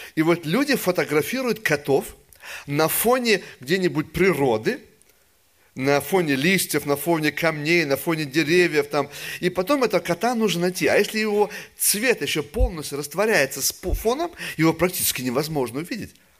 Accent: Russia; Я же вырос в России во время еще атеизма

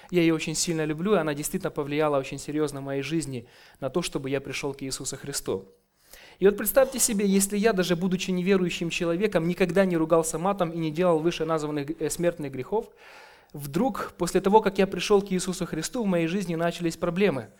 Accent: Kyiv, Ukraine; я с Украины, с города Киева

